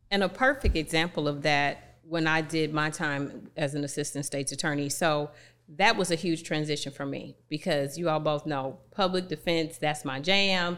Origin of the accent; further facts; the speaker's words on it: East St. Louis, Illinois, United States; my hometown of East Saint Louis